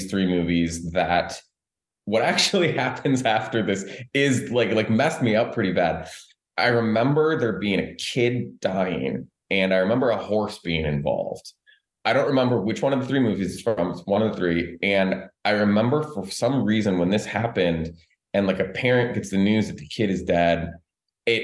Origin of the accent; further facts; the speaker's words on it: Michigan, United States; I grew up in Michigan